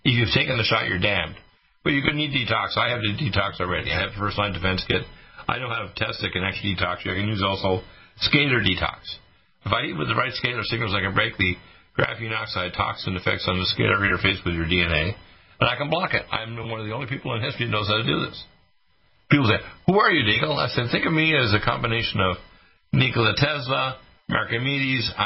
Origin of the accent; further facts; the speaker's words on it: Detroit, Michigan, United States; I was born in Detroit